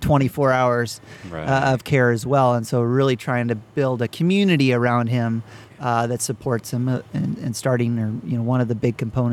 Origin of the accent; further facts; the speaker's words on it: Wisconsin, United States; also born or lived in Arizona / Utah / California / Idaho; But I grew up most of my childhood in Wisconsin from about 11 to 28.